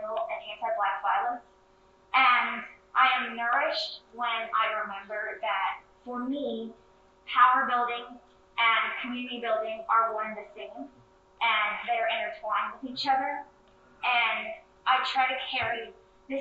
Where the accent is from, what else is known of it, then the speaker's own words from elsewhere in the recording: Houston, Texas, United States; moved away as an adult; also born or lived in Evanston, Illinois; I'm from Houston, Texas, and I'm from a city that is heavily surveilled and policed